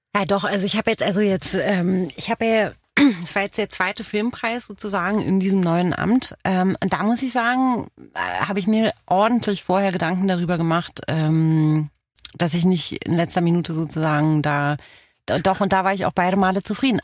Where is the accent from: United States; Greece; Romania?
Romania; first language Romanian; German is a second language; now in Germany; aus Rumänien bin ich